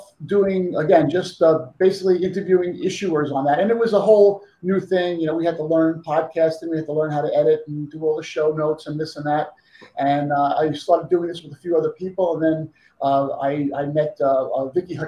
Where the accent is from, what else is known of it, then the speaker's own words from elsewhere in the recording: New York, United States; moved away as an adult; now in Las Vegas, United States; I'm originally from New York. I moved out to Vegas about maybe 15 years ago